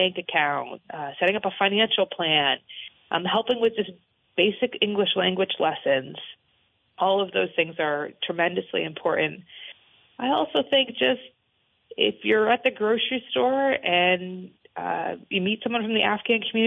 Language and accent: English; Newbury, Vermont, United States; also born or lived in Washington / Burlington, Vermont; I grew up in Orange County